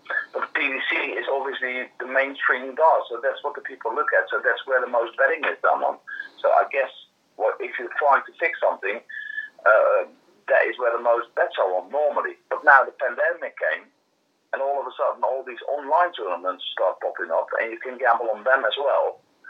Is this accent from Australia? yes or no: no; Netherlands; I'm from the Netherlands